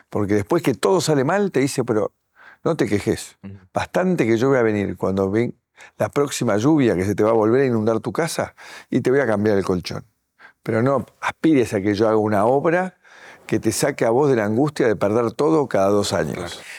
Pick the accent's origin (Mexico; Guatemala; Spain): Guatemala; yo estoy en la ciudad de Buenos Aires … vengo de Guatemala